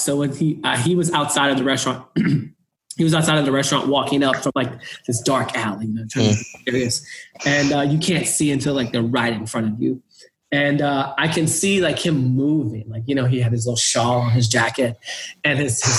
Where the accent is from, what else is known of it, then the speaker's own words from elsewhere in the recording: the South, United States; racial issues growing up in the South, being gay